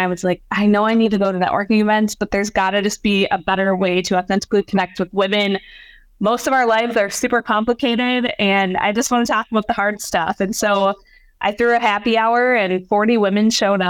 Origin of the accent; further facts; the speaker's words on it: Hudson, Wisconsin, United States; moved away as an adult; also born or lived in St. Cloud, Minnesota / San Diego, California; I live back in my hometown of Hudson, Wisconsin.